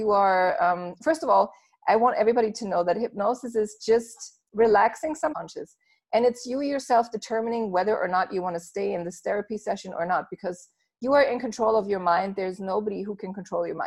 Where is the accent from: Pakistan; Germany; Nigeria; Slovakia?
Germany; moved away as an adult; also born or lived in Los Angeles, United States; I was born and raised in Germany, and when I was 19, I went to LA to study and to work there for about 2 years